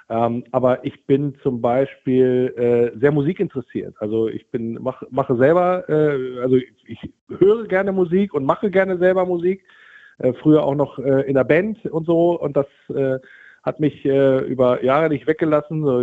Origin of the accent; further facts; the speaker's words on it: Wolfsburg, Lower Saxony, Germany; Also ich bin in Wolfsburg geboren und aufgewachsen, bin dann aber zum Studium und für die ersten Jobs in den Norden weitergezogen, so mit den Fahrten Bremen, Oldenburg, die Ecke.